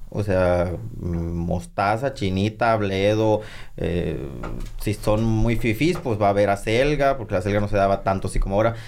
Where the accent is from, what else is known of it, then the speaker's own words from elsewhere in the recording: San Pedro de la Cueva, Sonora, Mexico; soy originario de San Pedro de la Cueva, la capital del mundo